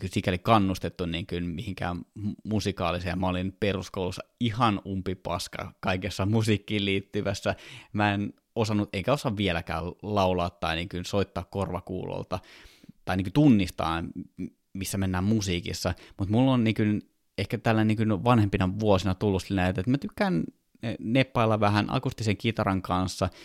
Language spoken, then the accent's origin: Finnish; Kouvola, Kymenlaakso, Finland; now in Helsinki, Finland; Mä oon siis Kouvolasta kotoisin, nykyisin Helsingissä asuva